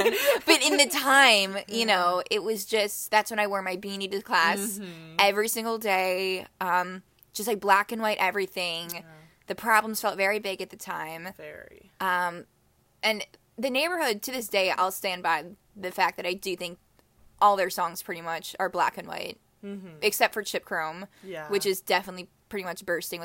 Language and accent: English; Chicago, Illinois, United States; we're both from Chicago